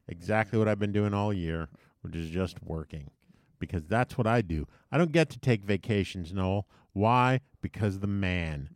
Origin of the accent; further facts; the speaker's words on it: U.S. Virgin Islands; moved away; Growing up in the Caribbean, in Saint Thomas.